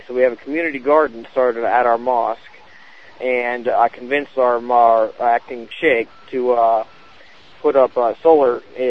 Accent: United States; I was born and raised here in the States.

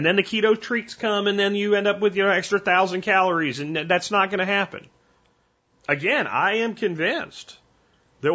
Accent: Central Pennsylvania, United States; now in Texas, United States; I'm from Central Pennsylvania and I love Yingling. I grew up as a teenager drinking Yingling at bush parties. And when I moved to Texas, no more Yingling

